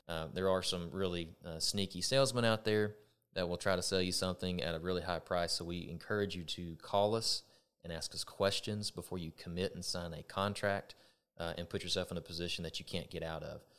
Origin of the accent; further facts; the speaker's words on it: Texas, United States; I'm a Texan and always have been